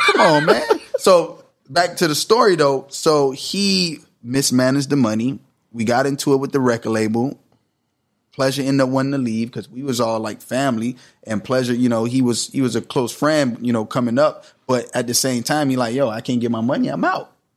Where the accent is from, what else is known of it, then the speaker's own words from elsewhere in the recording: Miami Gardens, Florida, United States; moved away; Karis City. It's in Miami